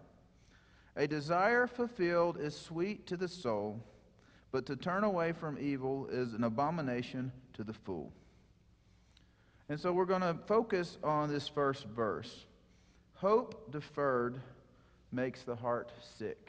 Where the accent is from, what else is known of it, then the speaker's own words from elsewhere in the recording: Mississippi, United States; moved away; I'm from Mississippi